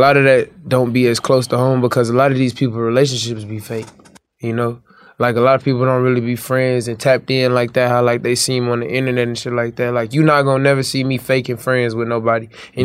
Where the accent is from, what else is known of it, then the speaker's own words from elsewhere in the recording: Compton, California, United States; moved away; I'm from Compton